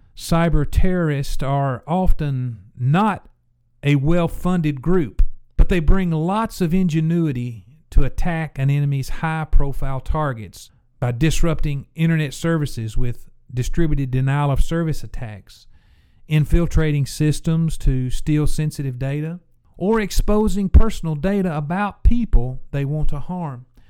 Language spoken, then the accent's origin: English; Tennessee, United States; became a Blue Raider in my home state at Middle Tennessee State University